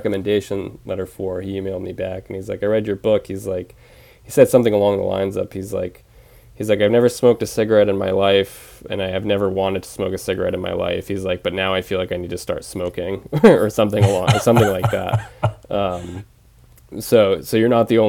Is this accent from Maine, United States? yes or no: yes; Penobscot Nation, Maine, United States; also born or lived in Bridgeport, Connecticut; I lived there when I was six until I was 18